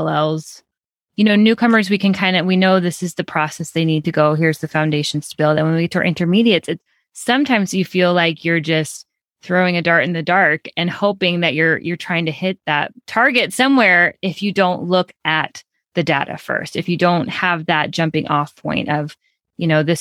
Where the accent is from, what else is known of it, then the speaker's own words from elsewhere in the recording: Chicago, Illinois, United States; I'm from Chicago